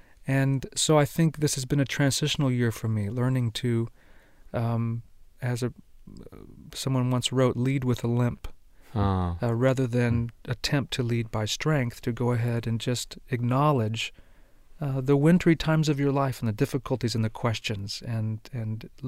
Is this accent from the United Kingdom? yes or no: no; Argentina; it's a bit more complicated than that, because I was raised in Argentina, and my folks were missionaries. And I really was sent away to a boarding school at age 7.